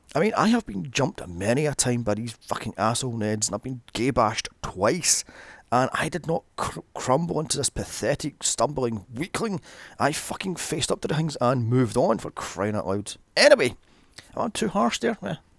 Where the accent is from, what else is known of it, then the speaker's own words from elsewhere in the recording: Glasgow, Scotland, United Kingdom; my hometown of Glasgow